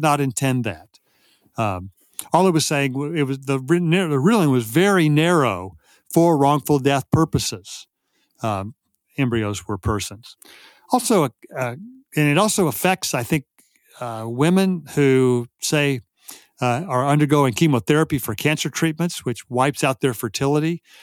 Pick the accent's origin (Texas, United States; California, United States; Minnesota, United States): Texas, United States; I grew up in Texas in the fifties and sixties